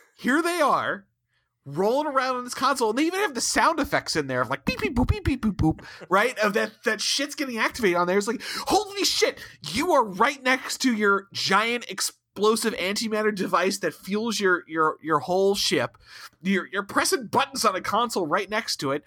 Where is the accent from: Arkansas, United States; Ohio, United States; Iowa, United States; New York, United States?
Ohio, United States; both from Ohio